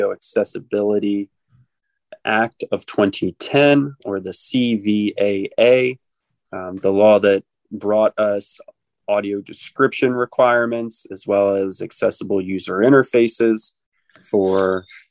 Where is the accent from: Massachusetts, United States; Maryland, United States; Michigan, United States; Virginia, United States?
Maryland, United States; Annapolis; where I grew up in Annapolis, Maryland